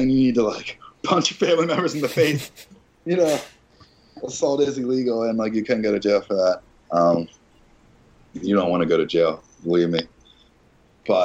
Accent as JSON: {"language": "English", "town": "Philadelphia", "region": "Pennsylvania", "country": "United States", "said": "I'm from Philly"}